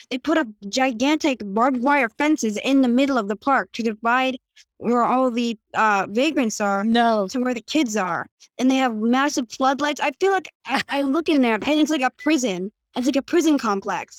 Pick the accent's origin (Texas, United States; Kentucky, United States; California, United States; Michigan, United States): California, United States; Santa Monica; I can't bring myself to leave because it's my home. I, I grew up here